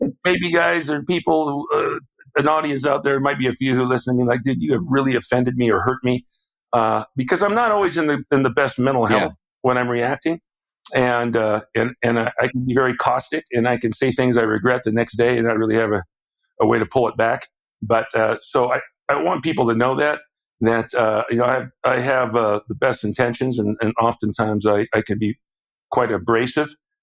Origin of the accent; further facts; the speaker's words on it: Southern California, United States; I went to UCLA because I grew up in Southern California